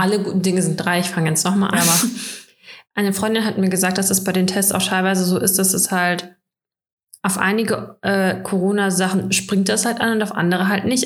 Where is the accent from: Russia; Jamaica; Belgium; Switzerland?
Russia; now in Germany; bei uns in Russland